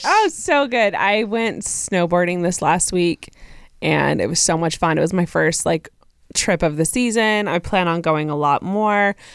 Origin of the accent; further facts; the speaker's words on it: Texas, United States; I am from Texas